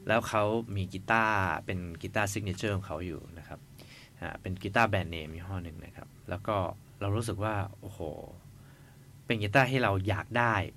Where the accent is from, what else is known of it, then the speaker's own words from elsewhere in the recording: Chiang Mai, Thailand; พวกเรามาจากเชียงใหม่กันนะครับ แล้วก็ไม่ค่อยได้มา กรุงเทพกันเท่าไหร่